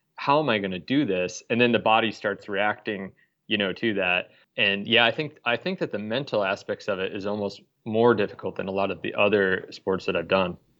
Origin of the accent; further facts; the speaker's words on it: Des Moines, Iowa, United States; moved away as an adult; also born or lived in Stockholm, Sweden; I grew up in Des Moines, uh, lived all over the U.S., and then uh, about 10 years ago, I moved to Stockholm for a job